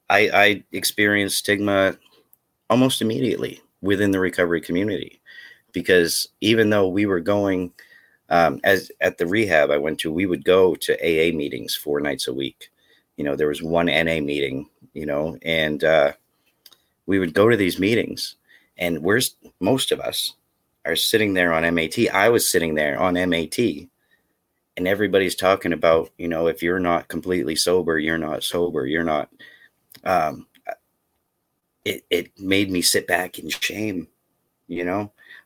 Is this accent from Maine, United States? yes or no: yes; Maine, United States; as I said, I grew up in Northern Maine. That's where my addiction was rampant, and there was no help for me.